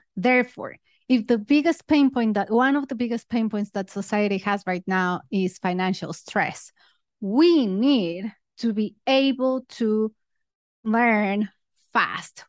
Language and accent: English; Mexico; moved away as an adult; also born or lived in United Kingdom; now in Singapore; I'm originally from Mexico, but then I moved to the U K to study my master's